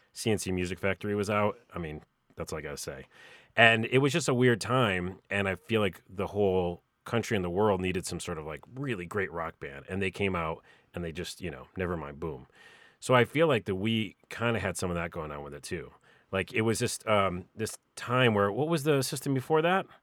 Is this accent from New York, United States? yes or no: yes; Syracuse, New York, United States; moved away; I'm from Syracuse